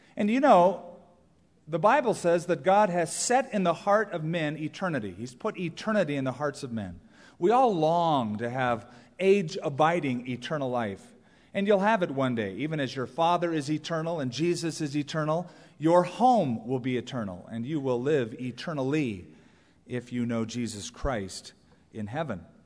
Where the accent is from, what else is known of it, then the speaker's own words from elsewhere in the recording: Southern California, United States; I grew up in Southern California. That is the place I've always called home because I was raised there